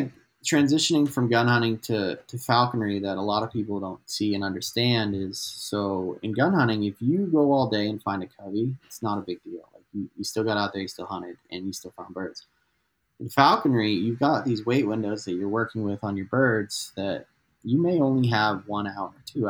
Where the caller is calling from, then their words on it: Albuquerque, New Mexico, United States; So I'm calling in from Albuquerque, New Mexico, which is like north central New Mexico.